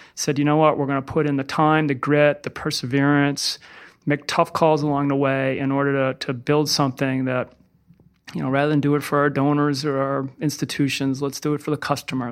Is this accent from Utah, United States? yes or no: no; Littleton, Massachusetts, United States; now in Burlington, United States; I grew up in Littleton, Massachusetts, about thirty-five miles outside of Boston. I'm a mass hole through and through